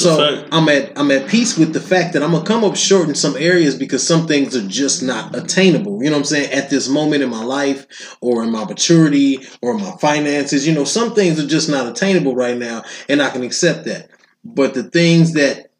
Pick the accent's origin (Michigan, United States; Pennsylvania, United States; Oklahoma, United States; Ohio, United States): Michigan, United States; Detroit; I'm from Detroit, and I know niggas that have never left Detroit.